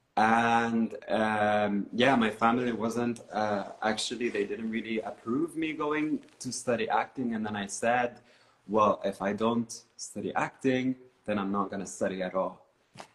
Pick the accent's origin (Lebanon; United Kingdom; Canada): Lebanon; Beirut, Beirut Governorate; moved away as an adult; now in Berlin, Germany; I grew up in uh, Beirut, uh, and uh, in the suburbs of Beirut